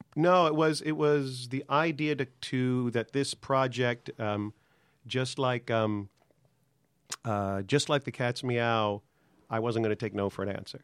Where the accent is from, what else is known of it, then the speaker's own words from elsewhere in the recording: Long Island, New York, United States; moved away as an adult; I'm from New York, product of, uh, working class Long Island, public school education